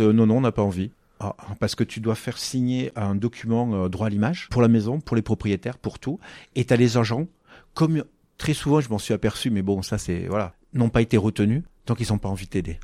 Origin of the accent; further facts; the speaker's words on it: Figeac, Occitania, France; also born or lived in Toulouse; je suis né à Figeac